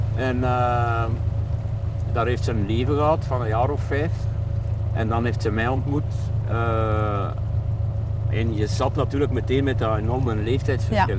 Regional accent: Hamme, Flanders, Belgium; ik ben het boertje uit Ammen

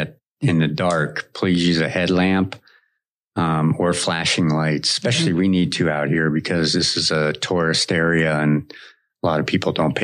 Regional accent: Erie, Pennsylvania, United States; also born or lived in Denver, Colorado; now in Maui, United States; I'm from Erie, Pennsylvania

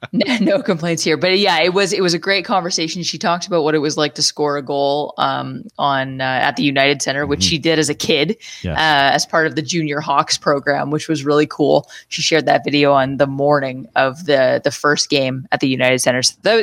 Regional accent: Canada; as a Canadian hockey fan

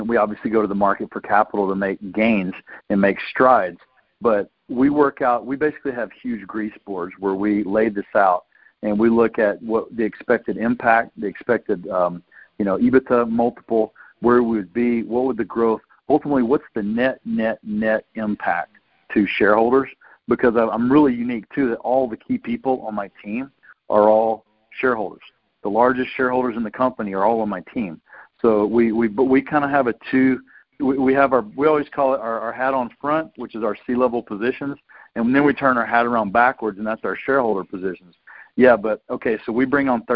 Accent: Tennessee, United States; I'm a guy from Tennessee

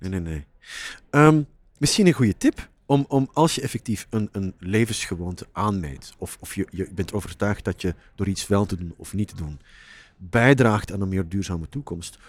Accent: Flanders, Belgium; moved away as an adult; now in Netherlands; ik werk al jaren, nou, 17 jaar ondertussen, als Vlaming in Nederland

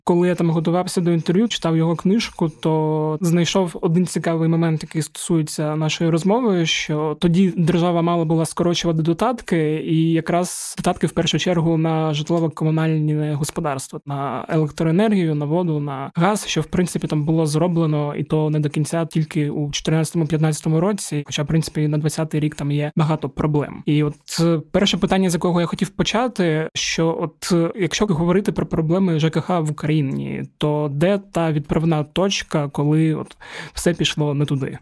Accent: Zaporizhzhia, Zaporizhzhia Oblast, Ukraine; я з Запоріжжя

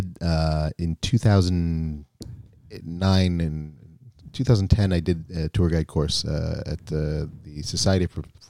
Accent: United States; You know, we take that for granted, sure, growing up in the United States, that we understand that a little bit more.

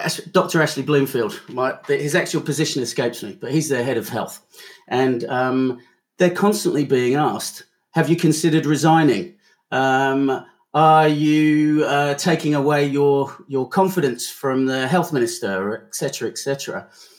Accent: Pom, England, United Kingdom; moved away as an adult; now in New Zealand; I'm a Pom originally, but I've been here for now 14 years and I've got 4 kids, so this is definitely home.

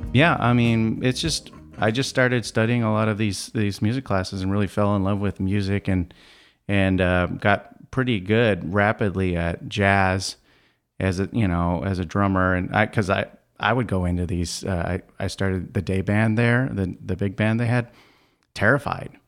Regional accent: Scottsdale, Arizona, United States; Growing up in Scottsdale

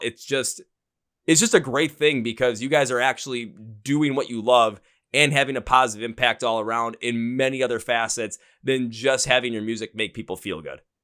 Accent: Milwaukee, Wisconsin, United States; I'm from Milwaukee, Wisconsin, about maybe an hour and a half north of Chicago

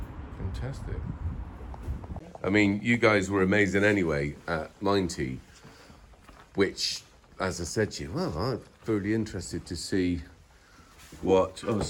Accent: Ireland; Right, because you know I'm from Ireland, we call it Cahill.

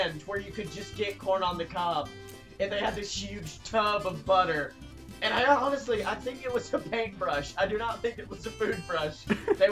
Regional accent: Alabama, United States; growing up in Alabama, you always went to, like, the southern version of a thrift store

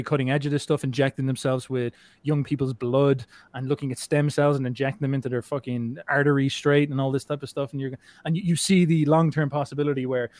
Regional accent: Ireland; I'm Irish

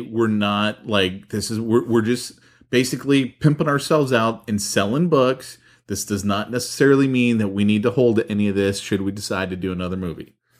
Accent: San Francisco, California, United States; growing up in San Francisco

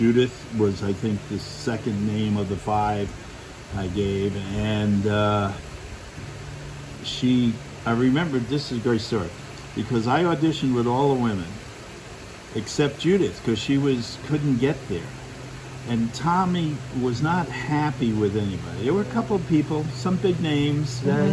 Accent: Lindenhurst, New York, United States; I grew up in Lindenhurst

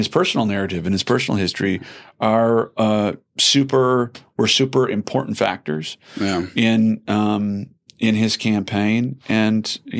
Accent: Wisconsin, United States; I'm always coming from Wisconsin. You know, we have it's the home of progressivism.

